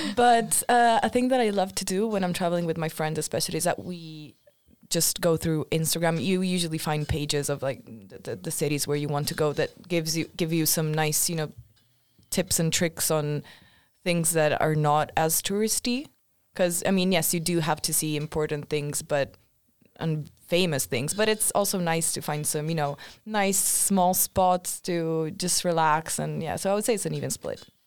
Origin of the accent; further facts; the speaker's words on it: Milan, Lombardy, Italy; moved away as an adult; now in Sweden; I'm from Milan.